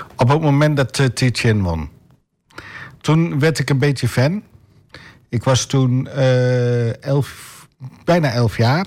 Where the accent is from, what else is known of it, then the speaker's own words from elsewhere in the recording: Enter, Overijssel, Netherlands; moved away as an adult; now in Almelo, Netherlands; ik ben opgegroeid in Enter. Daar heb ik, mij, daar heb ik gewoond tot mijn 25ste.